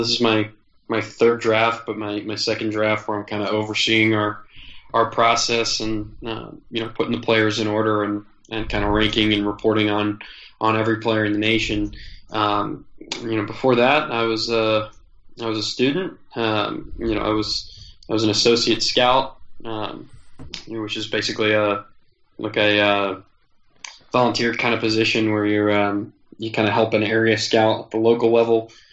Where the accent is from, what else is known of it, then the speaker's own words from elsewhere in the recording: New Jersey, United States; I grew up in New Jersey